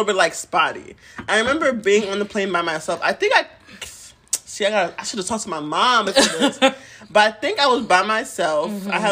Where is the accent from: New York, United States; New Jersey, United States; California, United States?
New Jersey, United States; English is a second language; also born or lived in Haiti; I was raised in Jersey